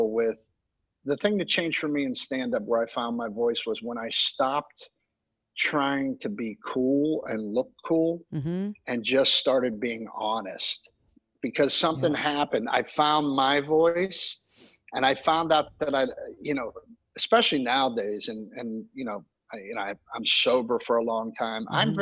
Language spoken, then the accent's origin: English; Pittsburgh, Pennsylvania, United States; moved away; also born or lived in Orlando, Florida; growing up in Pittsburgh, 10 years old